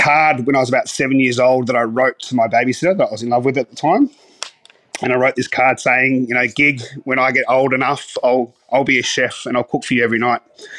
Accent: The Patch, Victoria, Australia; So I grew up in the Dandenong Ranges, so a little place called The Patch, in between Mombulk and Belgrave.

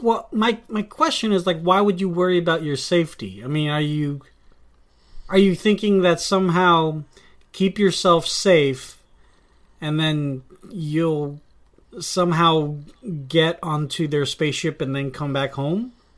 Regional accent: Vallejo, California, United States; here in my hometown, uh, of Vallejo

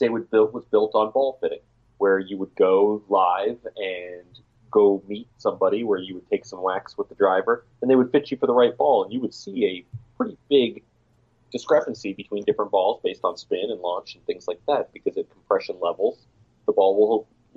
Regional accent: Florida, United States; my home state

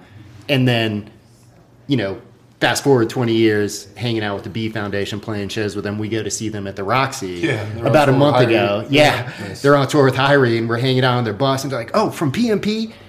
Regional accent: Maryland, United States; now in West Hollywood, United States; I'm from Maryland

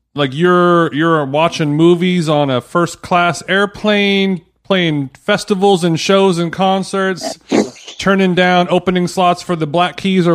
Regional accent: Orange County, California, United States; I'm from Orange County, California.

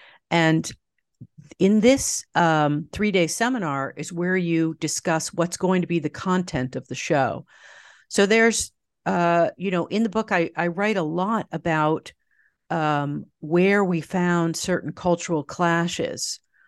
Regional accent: New York, United States; I mean, I grew up in I was born in New York City in the Village and grew up just outside New York, about 30 minutes north.

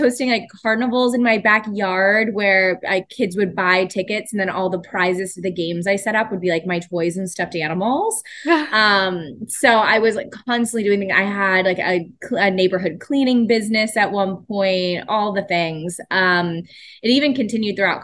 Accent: Pittsburgh, Pennsylvania, United States; I grew up in Pittsburgh

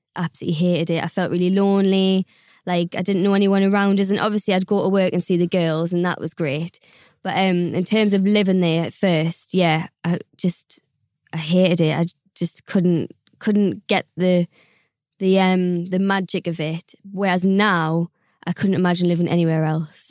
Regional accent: South Shields, North East England, United Kingdom; moved away as an adult; now in London, United Kingdom; I'm from South Shields, which is like 20 minutes from Newcastle. Northern girl, grew up there.

